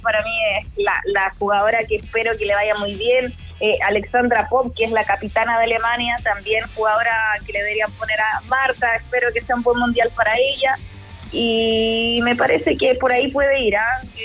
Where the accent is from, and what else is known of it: Chile